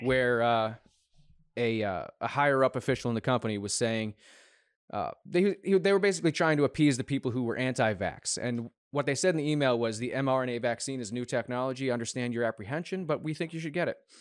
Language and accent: English; United States; as an American